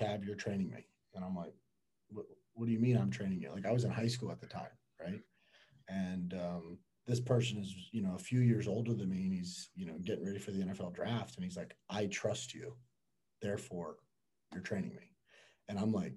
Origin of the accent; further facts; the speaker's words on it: Miami, Florida, United States; born and raised in Miami.